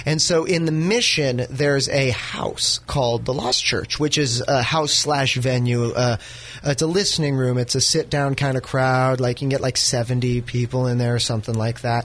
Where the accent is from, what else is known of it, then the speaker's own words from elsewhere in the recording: North Bay, California, United States; where I come from. I'm from the North Bay.